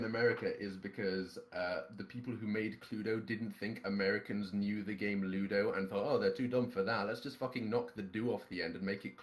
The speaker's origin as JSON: {"language": "English", "region": "Scotland", "country": "United Kingdom", "said": "I'm Scottish"}